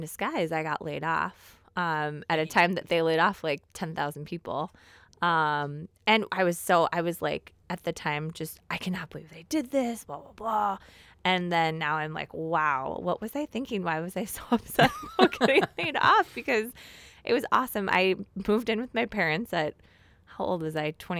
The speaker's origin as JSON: {"language": "English", "town": "Golden Valley", "region": "Minnesota", "country": "United States", "tie": "born or raised there", "said": "So I grew up in Golden Valley, Minnesota, attended Hopkins Public Schools. I then moved to Minnetonka when I was in junior high, and my parents built a house there and just kind of grew up."}